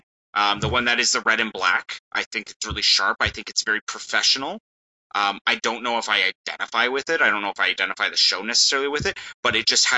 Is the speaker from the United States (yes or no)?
no; Canada; we're a bunch of Canadian guys